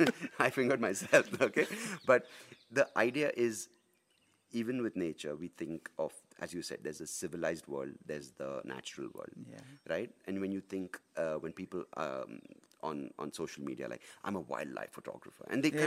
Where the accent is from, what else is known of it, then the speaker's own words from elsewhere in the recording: Bangalore, Karnataka, India; I'm a city boy, right? Born and brought up in Bangalore